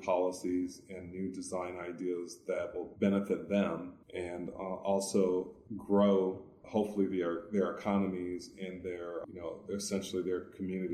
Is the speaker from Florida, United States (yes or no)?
no; Detroit, Michigan, United States; moved away as an adult; also born or lived in Washington, D.C. / Illinois; now in Arizona, United States; I'm originally from Detroit. I've been out of Detroit now for 20 years